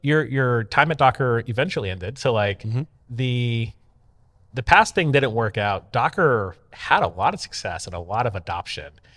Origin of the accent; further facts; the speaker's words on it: Tampa, Florida, United States; Tampa, Florida, where my hometown